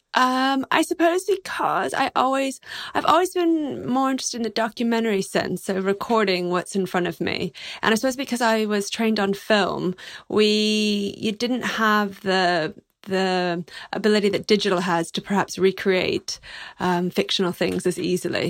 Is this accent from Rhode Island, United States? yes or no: no; Texas, United States; moved away as an adult; also born or lived in New York; I'm a Texan